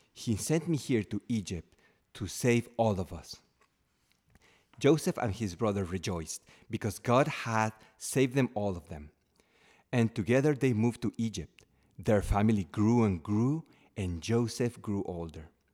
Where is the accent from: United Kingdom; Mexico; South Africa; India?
Mexico; moved away as an adult; now in United States; I, uh, left my home country, Mexico, uh, to live here in the United States